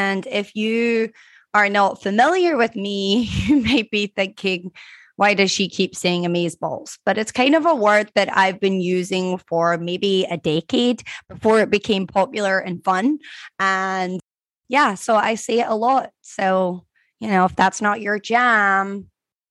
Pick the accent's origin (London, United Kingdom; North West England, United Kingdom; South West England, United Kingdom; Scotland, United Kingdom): Scotland, United Kingdom; now in Florida, United States; I grew up in Scotland